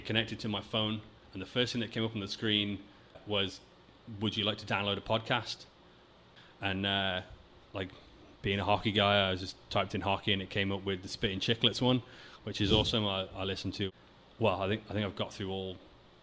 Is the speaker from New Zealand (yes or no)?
no; England, United Kingdom; moved away as an adult; now in Vancouver, Canada; There's a lot of people I've met in my life in England